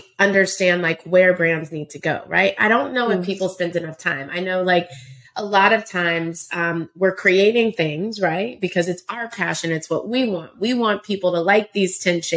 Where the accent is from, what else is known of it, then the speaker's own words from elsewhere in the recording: Round Rock, Texas, United States; moved away as an adult; also born or lived in Indiana / New York; I grew up in Round Rock, Texas.